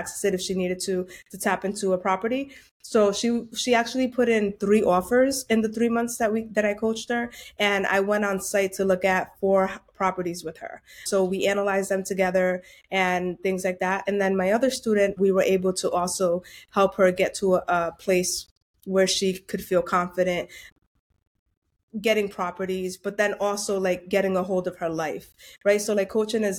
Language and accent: English; Providence, Rhode Island, United States; I'm born and raised in Providence, Rhode Island. My parents are Dominican